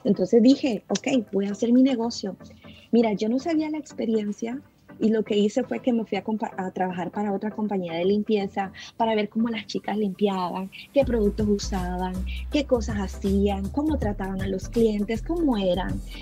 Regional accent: El Salvador; now in Virginia, United States; soy de El Salvador. Eh, vengo de un país, como sabemos todos, muy pobre.

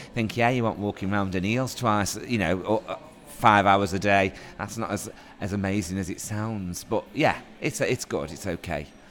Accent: Stoke-on-Trent, West Midlands, United Kingdom; I'm a local actor. Nice to be able to do a theatre production actually in my hometown

